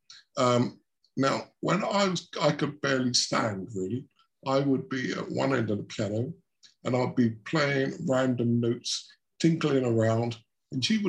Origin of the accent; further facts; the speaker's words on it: Shoeburyness, East of England, United Kingdom; I grew up in Shoeburyness, which is a small town down in Essex